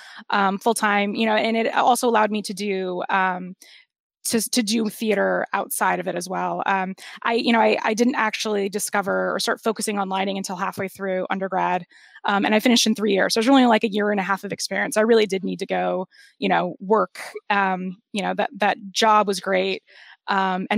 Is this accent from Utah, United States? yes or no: no; Los Angeles, California, United States; also born or lived in Lincoln Heights, Los Angeles; I was born and raised in the San Fernando Valley